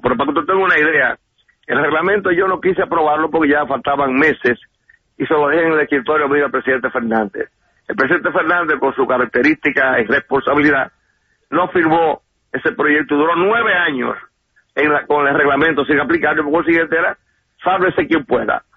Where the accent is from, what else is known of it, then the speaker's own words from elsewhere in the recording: Dominican Republic; mi país